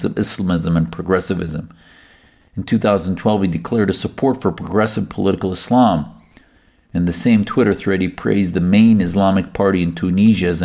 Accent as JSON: {"language": "English", "country": "United States", "said": "I, as an American Muslim, certainly care about my country's foundations"}